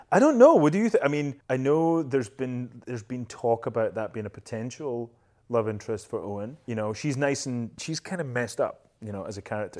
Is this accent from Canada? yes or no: no; Scotland, United Kingdom; accent: Scottish; moved away; my Scottish accent